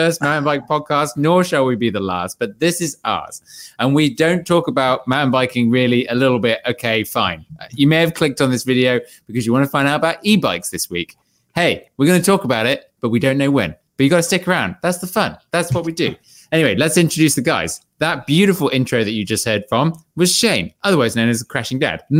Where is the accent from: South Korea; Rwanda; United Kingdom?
United Kingdom; England; Hey, and that's me. I'm the English one. Not Australian.